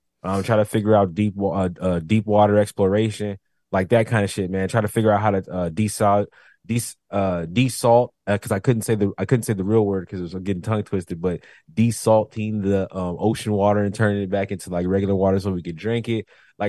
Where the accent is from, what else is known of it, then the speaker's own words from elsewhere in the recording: United States; As an American